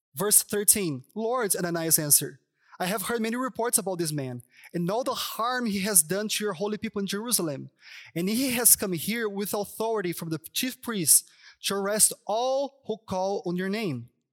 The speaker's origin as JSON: {"language": "English", "region": "São Paulo", "country": "Brazil", "tie": "born or raised there", "second_language": "English", "moved": "as an adult", "lives_now": "Toronto, Canada", "said": "I'm from Sao Paulo"}